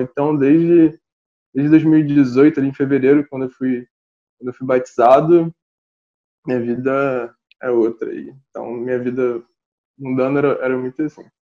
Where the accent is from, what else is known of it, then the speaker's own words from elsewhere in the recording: Rio de Janeiro, Brazil; eu sou do Rio de Janeiro, nasci e moro aqui